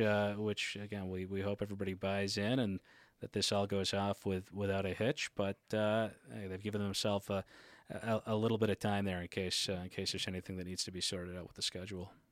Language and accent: English; Port Hood, Nova Scotia, Canada; I'm from Port Hood